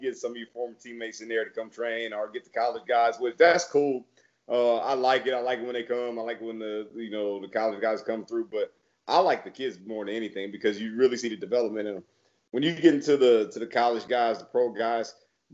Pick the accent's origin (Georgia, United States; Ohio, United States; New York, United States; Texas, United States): Texas, United States; Plano; I'm from Plano with the Plano West, so I'm right in that market